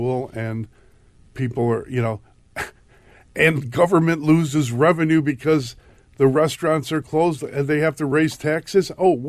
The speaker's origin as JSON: {"language": "English", "town": "Chicago", "region": "Illinois", "country": "United States", "said": "I'm from Chicago."}